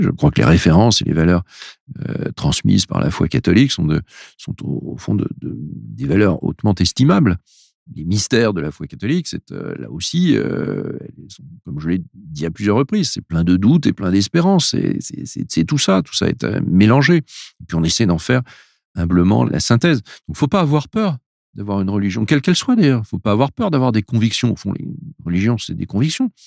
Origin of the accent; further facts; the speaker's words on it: France; on est des Français, on est issu d'une culture